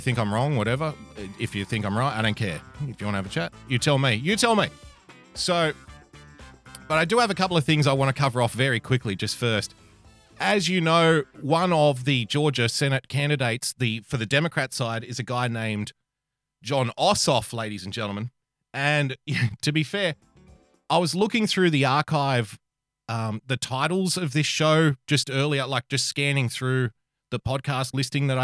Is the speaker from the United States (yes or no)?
no; Australia; As a fellow Australian